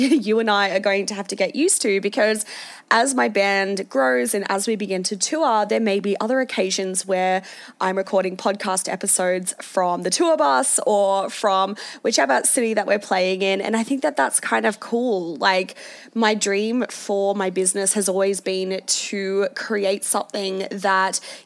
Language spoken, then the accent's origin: English; Sydney, New South Wales, Australia; moved away as an adult; now in Melbourne, Australia; growing up in the Shire